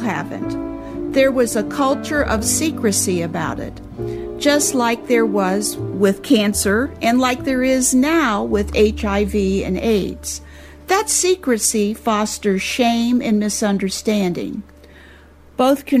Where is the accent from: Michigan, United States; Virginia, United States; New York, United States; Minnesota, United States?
Michigan, United States; Temperance; my hometown of Temperance, Michigan